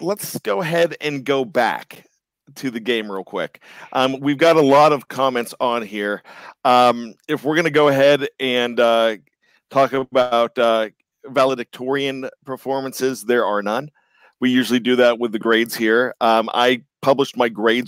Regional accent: Johnstown, Pennsylvania, United States; moved away as an adult; now in Maryland, United States; I'm born and raised in Johnstown, Pennsylvania.

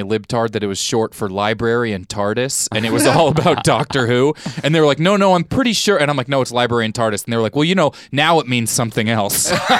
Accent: Missouri, United States; I come from Missouri

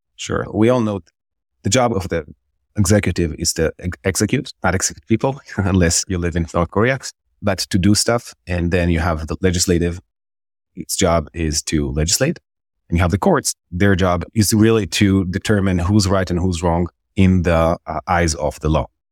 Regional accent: Israel; moved away as an adult; also born or lived in Jerusalem; now in New York, United States; I'm born and raised Israeli. Uh, I was born in Jerusalem, and I grew up in Israel

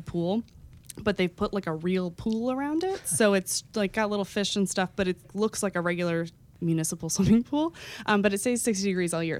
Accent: Texas, United States; now in New York, United States; growing up in Texas

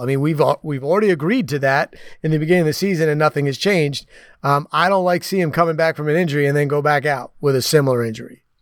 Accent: New York City, New York, United States; moved away; I grew up in the New York City area

